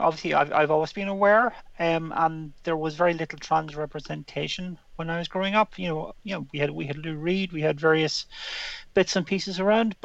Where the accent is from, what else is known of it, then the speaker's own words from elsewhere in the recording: Ireland; when I was a kid growing up in Ireland in the 70s